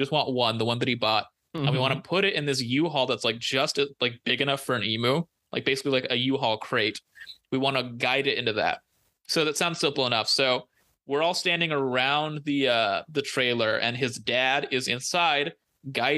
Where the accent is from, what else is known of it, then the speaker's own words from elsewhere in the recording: Central Valley, California, United States; growing up in the Central Valley